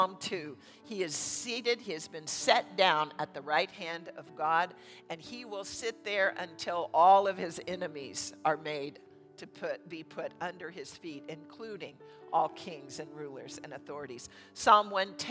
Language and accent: English; United States; we as American Christians here in this nation